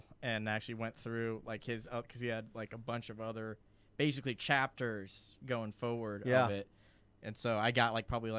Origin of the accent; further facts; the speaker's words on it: East Coast, United States; we grew up together on the East Coast. And I grew up as a Democrat.